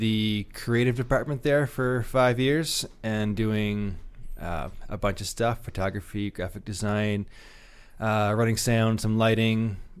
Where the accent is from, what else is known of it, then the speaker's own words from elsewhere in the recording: New Brunswick, Canada; moved away as an adult; now in Rapid City, United States; I am actually Canadian.